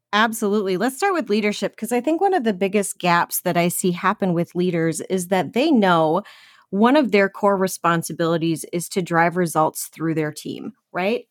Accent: Minnesota, United States; I was born and raised in Minnesota

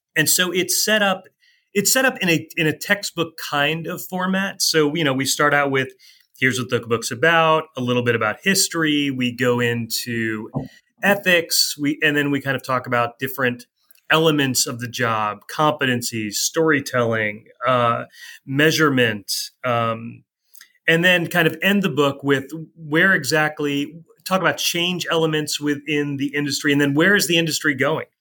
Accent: East Coast, United States; now in Columbia, Missouri, United States; growing up on the East Coast

